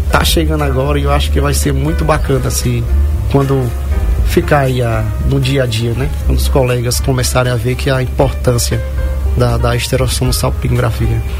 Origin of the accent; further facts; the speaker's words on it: Saloá, Pernambuco, Brazil; sou da cidade de Saloá, Pernambuco.